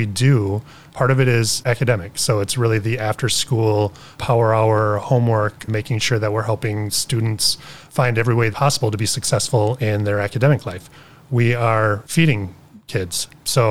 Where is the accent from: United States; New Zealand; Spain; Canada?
United States; Beloit, Wisconsin; where I grew up in Beloit. I grew up in a neighborhood where we had a lot of poverty